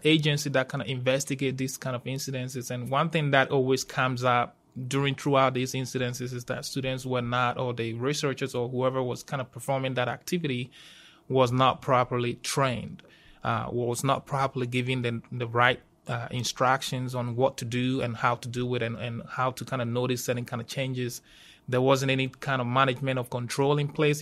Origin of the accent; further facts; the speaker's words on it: Ghana; moved away as an adult; also born or lived in Georgia, United States; now in Auburn, United States; I'm originally from Ghana, West Africa